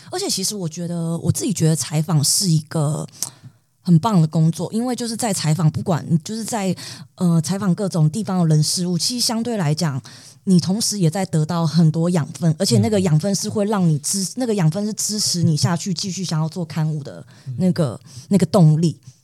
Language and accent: Chinese; Miaoli County, Taiwan; 我从苗栗来